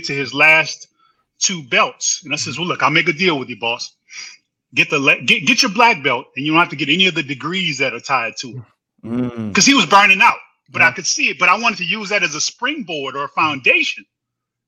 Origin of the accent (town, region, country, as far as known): New Orleans, Louisiana, United States; born or raised there; moved away as an adult; now in Houston, United States